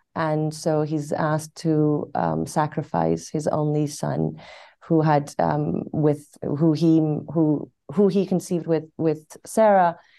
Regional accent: Tehran, Tehran Province, Iran; also born or lived in London / Cambridge; now in Los Angeles, United States; I was born in Tehran. I moved to London for about fifteen years, and then I came to Cambridge to study, and I'm in L A now

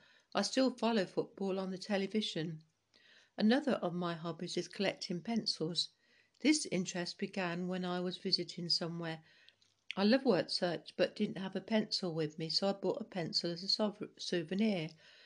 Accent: Greeneville, Tennessee, United States; also born or lived in Connecticut; I was born in December in Connecticut. We went to Route 9, Greenville, Tennessee, and lived with my paternal grandfather at his tobacco farm.

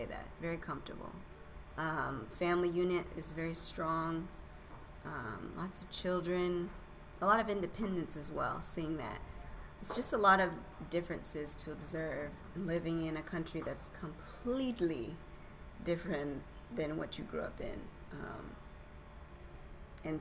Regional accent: Tallahassee, Florida, United States; also born or lived in Atlanta / Kauai, Hawaii; now in Africa; I was born in Tallahassee

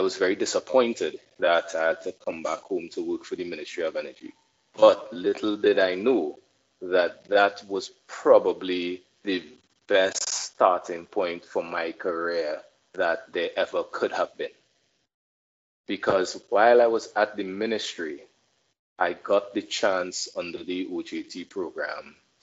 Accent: Port of Spain, Trinidad & Tobago; I am in Port of Spain, so I'm not from South. I'm actually a town boy through and through.

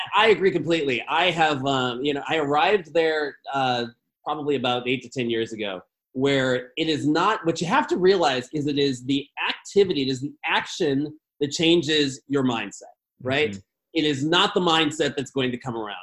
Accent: Chicago, Illinois, United States; I grew up in Chicago

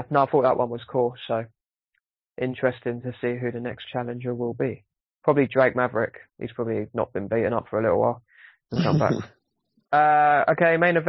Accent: United Kingdom; as a British person

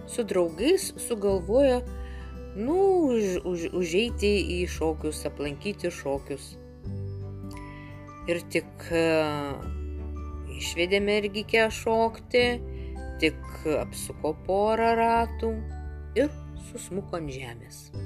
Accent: Samogitia, Lithuania; accent: Samogitian; mano ta žemaičių tarmė, kurią, aš, kurią kalbėjo mano tėvai, seneliai nes jie nuo tilšių mažiekių krašto.

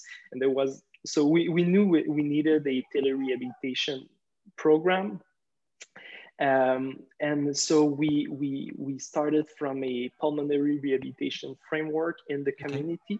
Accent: Quebec, Canada; I'm from Quebec in Canada

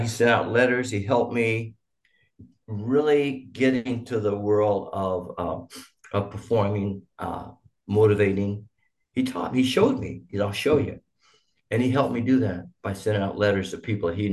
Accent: Boise, Idaho, United States; also born or lived in Tyler, Texas; I grew up in, of all places, Idaho

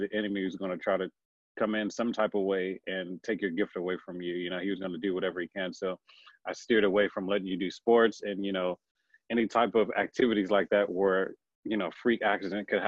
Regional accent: Houston, Texas, United States; born and raised in Houston, Texas

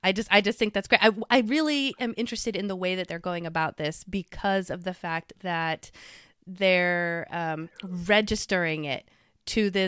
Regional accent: Philippines; Those in the Philippines, I've been to the Philippines. I'm from the Philippines.

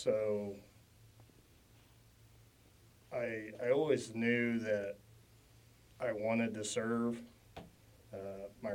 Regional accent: Oak Grove, Missouri, United States; I'm from Oak Grove, Missouri. It's about 30 minutes to the east of Kansas City

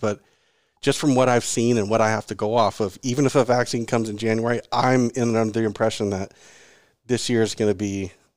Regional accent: Seattle, Washington, United States; I grew up in Seattle

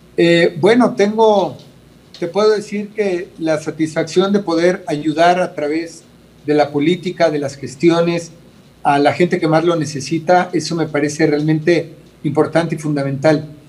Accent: Mexico City, Mexico; yo vengo de una familia de escasos recursos yo nací en Iztapalapa eh, y, no fue fácil. Eh, yo fui a escuelas de gobierno

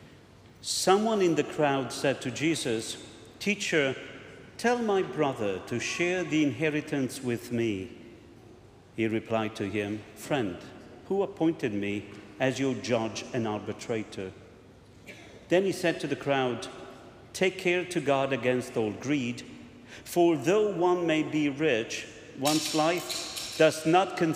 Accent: Italy; moved away; I come from Italy

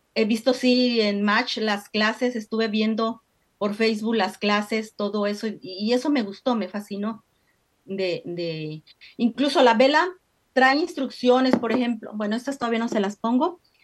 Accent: Mexico; moved away as an adult; soy de México, eh, llegué pues hace más o menos como más de 30 años

